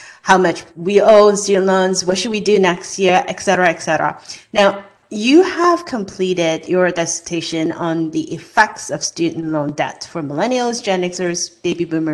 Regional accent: Hong Kong; moved away as an adult; now in United States; when I was growing up in Hong Kong

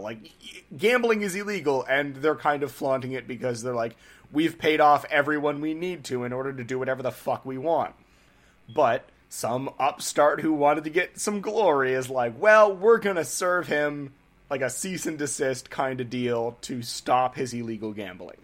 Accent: New England, United States; we're from New England here

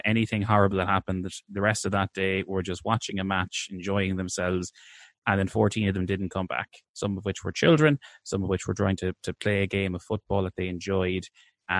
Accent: Ireland

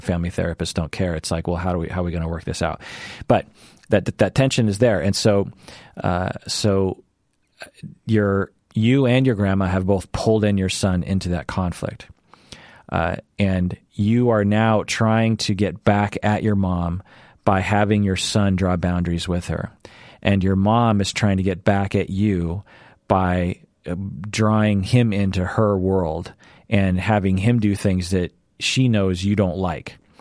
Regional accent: Seattle, Washington, United States; born and raised in Seattle, always lived in Seattle, will always live in Seattle

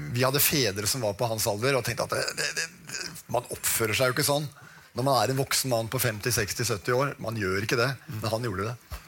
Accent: Oslo, Norway; jeg vokste opp på Oppsal

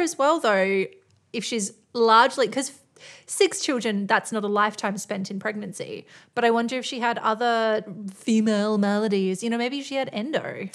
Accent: Australia; we are Australian

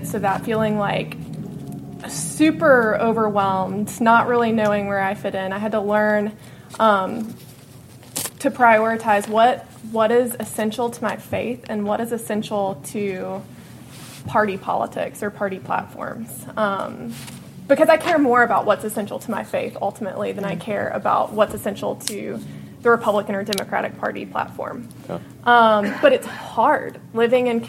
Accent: Bible Belt South, United States; moved away as an adult; also born or lived in New Haven, Connecticut; I grew up in the Bible Belt South, a very conservative community

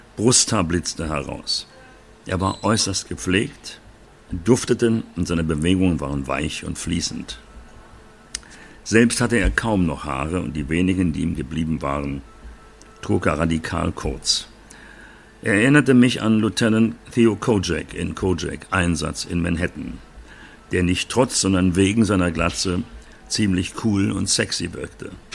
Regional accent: Berlin, Germany; moved away; ich komme aus Berlin, Wedding, und bin dort aufgewachsen

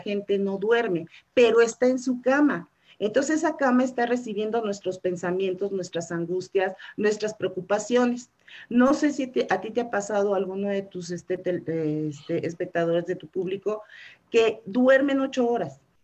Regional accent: Mexico City, Mexico; also born or lived in Hidalgo del Parral, Chihuahua; desde muy chica este, no, me trajeron a vivir aquí y aquí pues ya, ya, ya me considero chilanga

